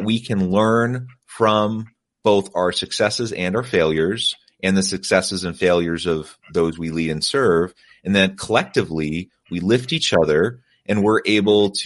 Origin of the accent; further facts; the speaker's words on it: United States; moved away as an adult; also born or lived in South Korea; born and raised in the United States in a Judeo-Christian tradition